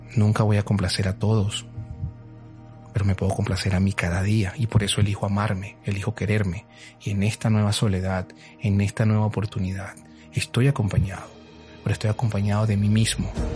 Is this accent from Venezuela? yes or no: yes; Venezuela; moved away as an adult; Cuando yo salí de Venezuela hace ocho años, me costó muchísimo desapegarme de todo lo que en algún momento fui, sobre todo de mi familia, de mis abuelos